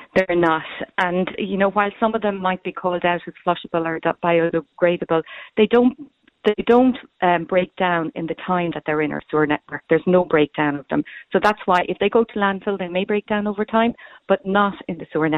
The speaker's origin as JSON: {"language": "English", "town": "Cork", "region": "Munster", "country": "Ireland", "said": "I'm from Cork myself"}